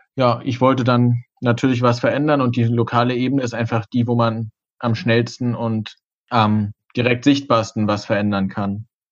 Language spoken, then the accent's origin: German; Greifswald, Mecklenburg-Vorpommern, Germany; auch aus Greifswald